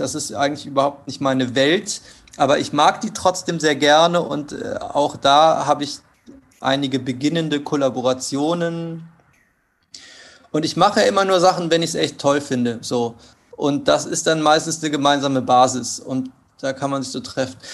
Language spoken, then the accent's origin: German; Cologne, North Rhine-Westphalia, Germany; moved away as an adult; also born or lived in Hanover / Hamburg; Ich bin in, äh, im Vorort von Köln aufgewachsen